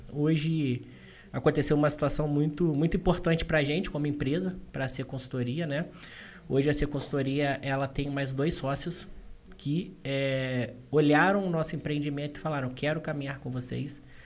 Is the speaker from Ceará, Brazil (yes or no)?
no; Valença, Rio de Janeiro, Brazil; eu sou de Valença. Eu sou ali do interior, jogava bola descalço na rua